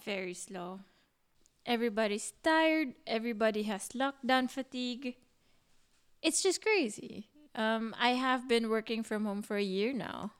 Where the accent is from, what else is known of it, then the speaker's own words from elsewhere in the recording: Philippines; moved away as an adult; now in Berlin, Germany; a Filipino